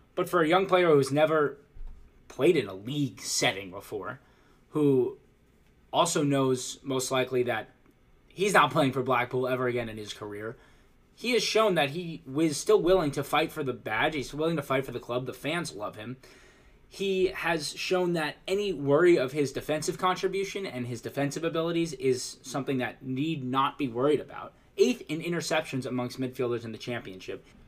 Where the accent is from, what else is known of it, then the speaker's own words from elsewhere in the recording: United States; As an American myself